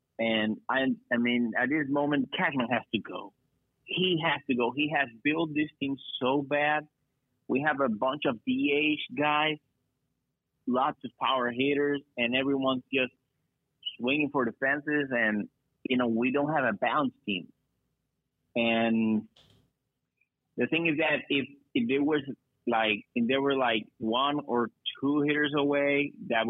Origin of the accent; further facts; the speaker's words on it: Puerto Rico; I'm from Puerto Rico.